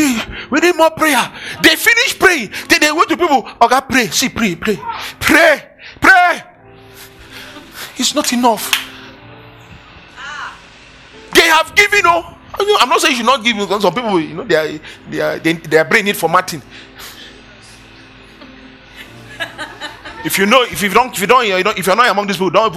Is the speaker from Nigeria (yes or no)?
yes; Nigeria; I am Nigerian